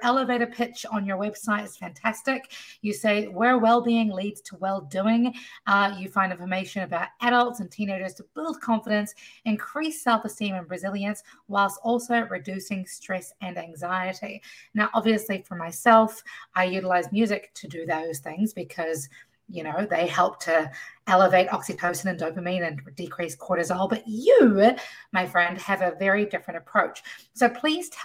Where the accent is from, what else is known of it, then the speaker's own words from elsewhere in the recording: New Zealand; now in Washington, D.C., United States; I am originally from New Zealand, now living in Washington, D.C.